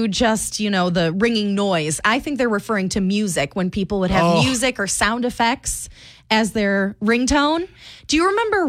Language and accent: English; Michigan, United States; now in Cedar Rapids, United States; I'm from Michigan